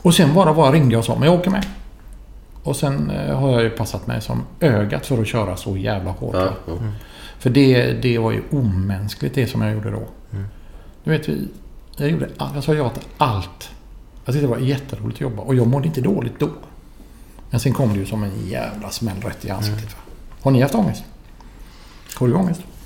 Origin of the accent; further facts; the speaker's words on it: Gothenburg, Västra Götaland, Sweden; also born or lived in Florence; jag var från Göteborg